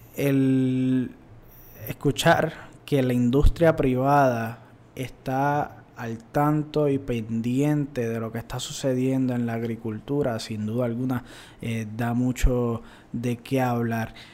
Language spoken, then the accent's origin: Spanish; Puerto Rico; nosotros como puertorriqueños